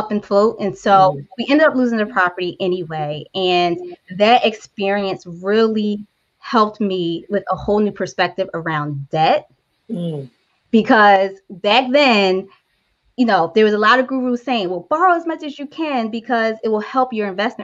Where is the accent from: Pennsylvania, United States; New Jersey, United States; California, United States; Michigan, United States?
Pennsylvania, United States; Philadelphia; I grew up in North Philadelphia